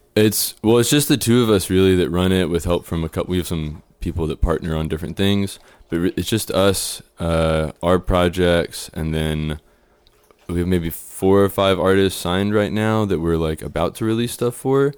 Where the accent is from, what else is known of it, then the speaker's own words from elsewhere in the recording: Houston, Texas, United States; moved away as an adult; now in Austin, United States; I grew up in Spring Branch